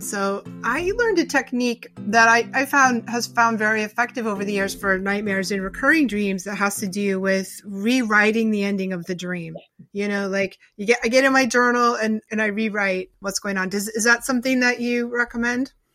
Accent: Newton, Massachusetts, United States; now in Rhode Island, United States; I live in Rhode Island now, but I grew up in Newton

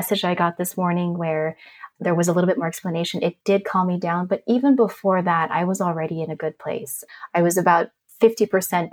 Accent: Germany; I grew up in a really big family. My parents were immigrants. I was born in Germany.

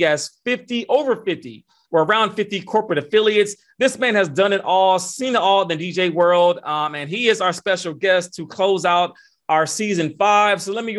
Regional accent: Atlanta, Georgia, United States; my hometown of Atlanta, Georgia.

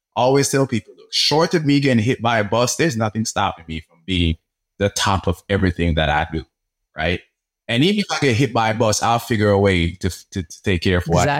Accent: Jamaica; now in United States; I grew up in Jamaica

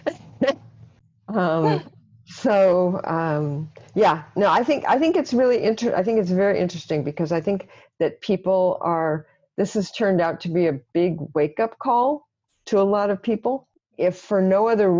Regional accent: Los Angeles, California, United States; moved away as an adult; I was born and raised in Los Angeles

